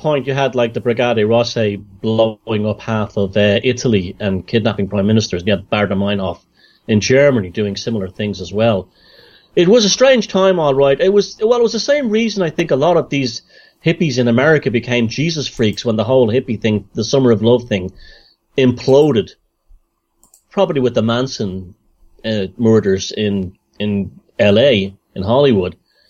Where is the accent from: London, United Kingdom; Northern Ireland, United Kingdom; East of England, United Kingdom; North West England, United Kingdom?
Northern Ireland, United Kingdom; And also escaping, you growing up in Northern Ireland during the Troubles, escaping that reality too.